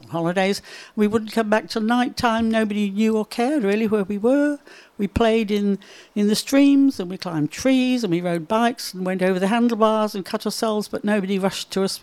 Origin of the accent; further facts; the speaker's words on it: near Liverpool, North West England, United Kingdom; moved away as an adult; also born or lived in Bathurst, Australia; now in Northern Beaches, Australia; I was born in England to very Irish parents, Northern Irish parents. I was born before the war started, the Second World War in 1936, and brought up during the war. We lived quite near Liverpool